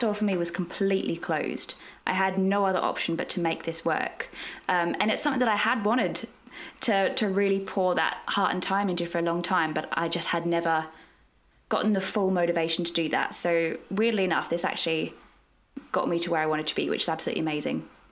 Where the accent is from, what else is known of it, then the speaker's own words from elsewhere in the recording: Australia; moved away as an adult; now in London, United Kingdom; I'm from Australia originally. That's where I trained